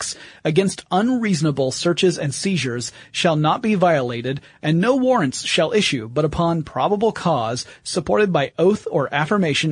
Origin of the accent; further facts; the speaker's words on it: the South, United States; I was brought up in the South